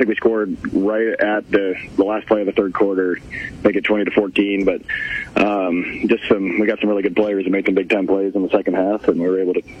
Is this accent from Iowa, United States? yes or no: yes; Ames, Iowa, United States; now in Centerville, United States; before I moved to Centerville, I grew up in Ames